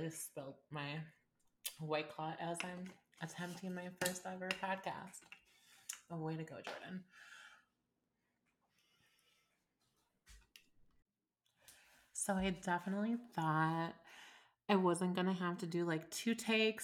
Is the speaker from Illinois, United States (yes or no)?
yes; Illinois, United States; moved away as an adult; I actually moved away from my hometown of Illinois, and I've been gone about a month.